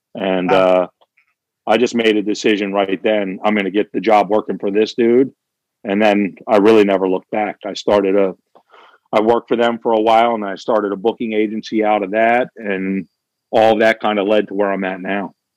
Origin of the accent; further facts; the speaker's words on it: Kennett Square, Pennsylvania, United States; my hometown of Kennett Square